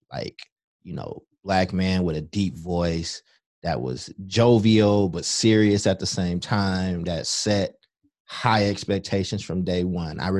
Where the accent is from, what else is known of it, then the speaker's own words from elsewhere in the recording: Chicago, Illinois, United States; born there; also born or lived in Kentucky; I was born in Chicago, lived in Kentucky